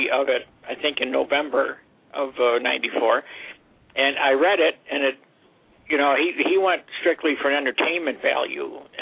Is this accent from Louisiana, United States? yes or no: no; Rome, New York, United States; moved away as an adult; now in Las Vegas, United States; I was uh, born and raised in Rome, New York, and lived here except for uh, uh four years in the Navy back in the '60s. I lived uh, lived in Rome and the surrounding areas all my life until '94, 1994.